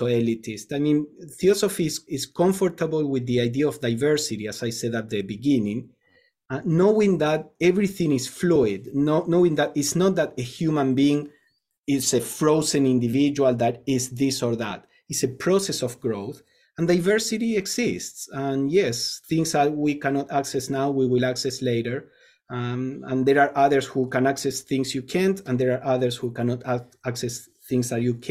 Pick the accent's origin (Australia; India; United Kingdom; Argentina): Argentina; moved away; I come from Argentina where college is free